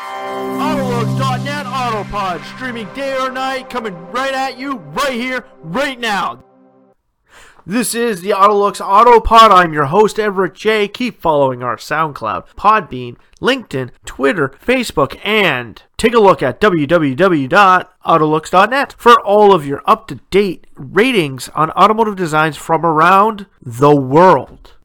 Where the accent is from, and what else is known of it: Ontario, Canada; born or raised there